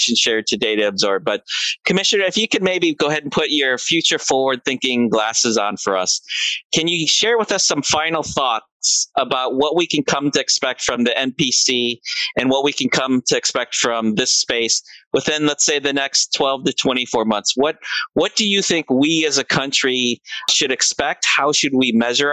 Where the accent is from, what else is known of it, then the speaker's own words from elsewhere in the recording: Philippines; as a Filipino